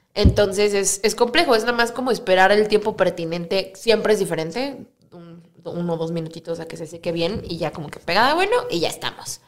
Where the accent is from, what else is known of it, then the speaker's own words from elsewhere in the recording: Cuernavaca, Morelos, Mexico; moved away as an adult; now in Mexico City, Mexico; yo, soy de Cuernavaca